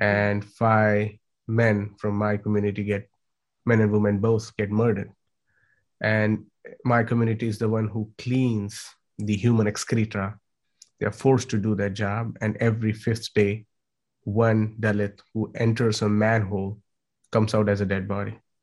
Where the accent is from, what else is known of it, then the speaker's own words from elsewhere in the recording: India; I come from India.